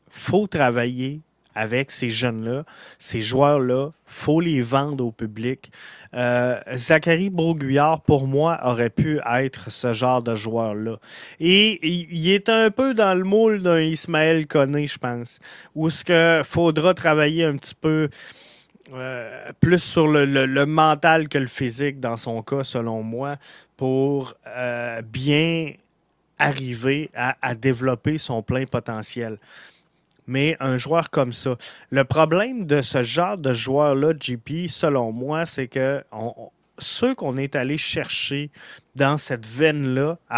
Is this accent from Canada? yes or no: yes; Montreal, Quebec, Canada; depuis le Sénégal où je me trouve. Je suis de tout cœur euh, ambassadeur du CFM. Je suis montréalais.